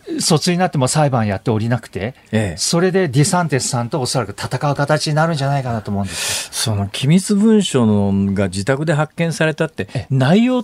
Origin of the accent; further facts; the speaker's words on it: Shizuoka, Japan; のファンでした